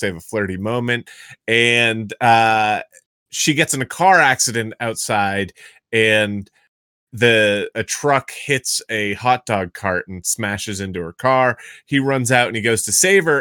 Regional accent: Massachusetts, United States; I'm from Massachusetts

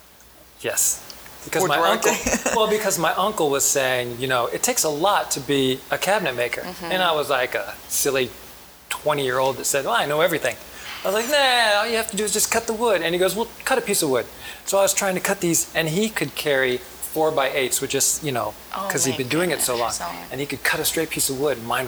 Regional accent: Huntsville, Alabama, United States; born or raised there; moved away; also born or lived in Norfolk, Virginia

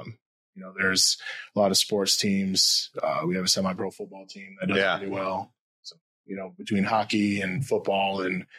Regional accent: Muskegon, Michigan, United States; also born or lived in Midland, Michigan; I was born in Muskegon, went to school, in Muskegon, left for college, went to Midland for college.

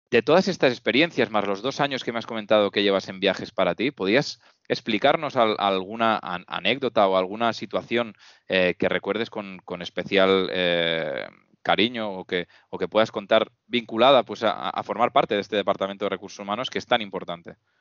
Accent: Reus, Catalonia, Spain; los dos somos, somos Reusengs

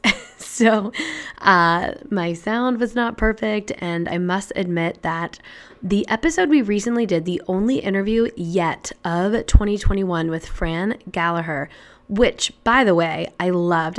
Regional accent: Indianapolis, Indiana, United States; also born or lived in Chicago / Boston / Colorado; now in New Hampshire, United States; I'm initially from Indianapolis, Indiana, and I now live in New Hampshire

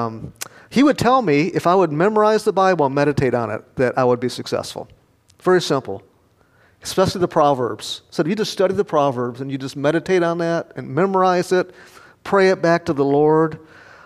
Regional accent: Rockford, Illinois, United States; moved away; I preached back in Rockford, my hometown, a couple years ago

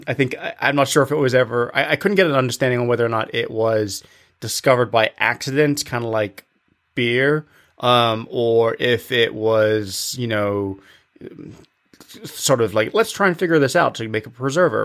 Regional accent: England, United Kingdom; when I was a kid growing up in England

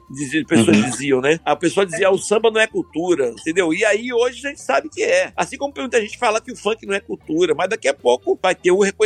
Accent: Brazil; Quando toca lá no interiorzão lá, eu sei como eles estão me ouvindo, porque é minha cultura, sou brasileiro.

